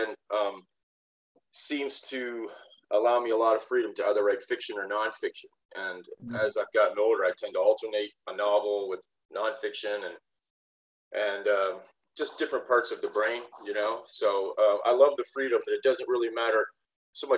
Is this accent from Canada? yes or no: yes; southwestern Ontario, Canada; we were born in the same town, the same small town in southwestern Ontario.